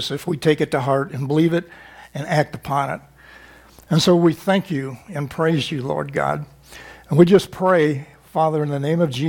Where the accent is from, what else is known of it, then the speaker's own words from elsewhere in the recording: Missouri, United States; I'm from Missouri